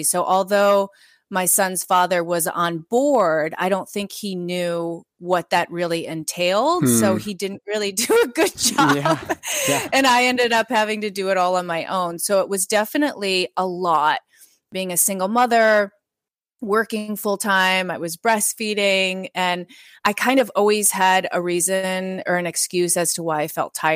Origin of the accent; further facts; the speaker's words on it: Midwest, United States; I grew up in the Midwest.